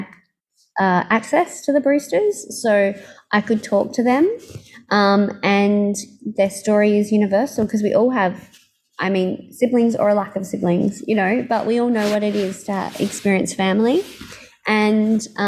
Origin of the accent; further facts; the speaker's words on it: Australia; my childhood growing up in Australia